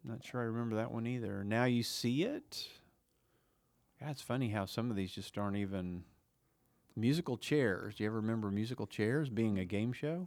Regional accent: Oklahoma, United States; we grew up in Oklahoma in the South or Midwest or whatever you wanna call our area

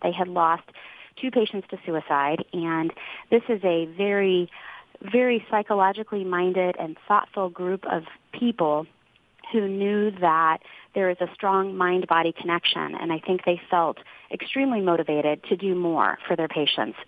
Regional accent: Kansas City, United States; I wanted to be in my hometown, close to family

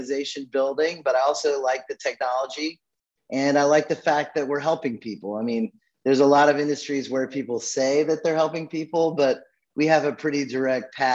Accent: Birmingham, Alabama, United States; I'm an Alabama boy. I was born in Birmingham, Alabama, and I'm actually, after some circuitous paths, still sitting here in Birmingham, Alabama today

